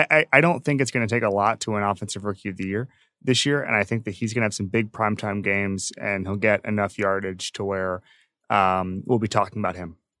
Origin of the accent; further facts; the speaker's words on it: Florida, United States; moved away; Back in my home state. Um, yeah, and where I went to college